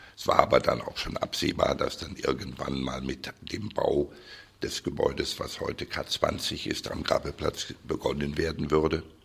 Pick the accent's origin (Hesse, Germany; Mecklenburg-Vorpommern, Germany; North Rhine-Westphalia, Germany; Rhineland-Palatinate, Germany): North Rhine-Westphalia, Germany; Cologne; also born or lived in Düsseldorf; in meiner Heimatstadt Köln